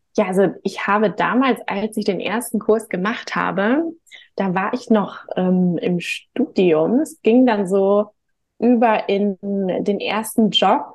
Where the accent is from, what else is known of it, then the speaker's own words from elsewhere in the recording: Hamburg, Germany; komme auch gebürtig aus Hamburg